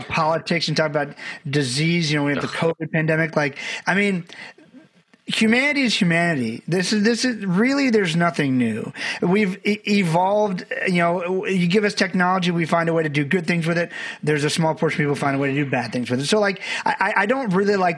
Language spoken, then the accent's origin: English; Barbados; I'm from Barbados, had a great family, but we didn't know a lot of people